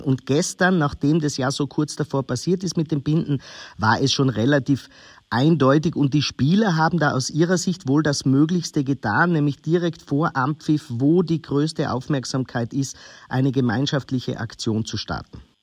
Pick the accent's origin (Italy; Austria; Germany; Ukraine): Austria; als gebürtiger Österreicher